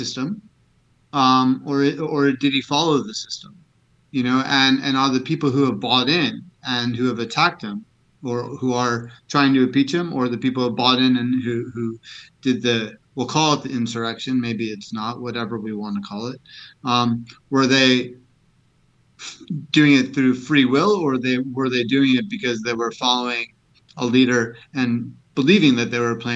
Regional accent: United States; as all American citizens

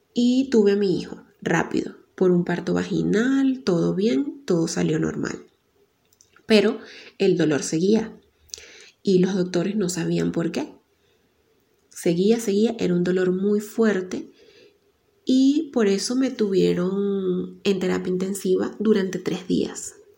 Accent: Venezuela; now in Ecuador; Soy periodista venezolana y vivo en Ecuador.

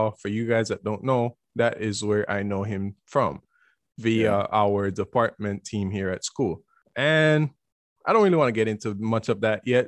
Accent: Belize; moved away; I'm a Indian guy, and back in Belize

